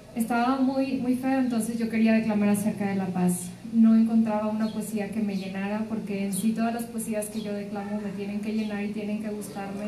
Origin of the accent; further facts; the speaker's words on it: Linares, Nuevo León, Mexico; now in Monterrey, Mexico; Yo soy de Linares.